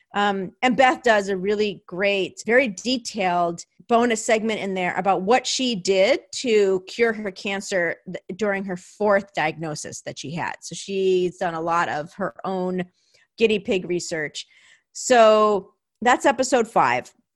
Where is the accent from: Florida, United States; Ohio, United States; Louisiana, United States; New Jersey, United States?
New Jersey, United States; now in California, United States; my hometown of New Jersey